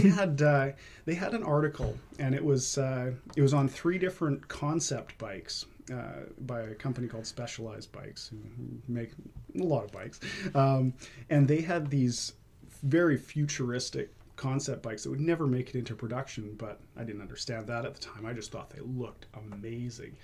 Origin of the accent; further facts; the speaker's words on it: Vancouver, British Columbia, Canada; also born or lived in Quesnel; now in Maple Ridge, Canada; I spent most of my uh, time growing up in Vancouver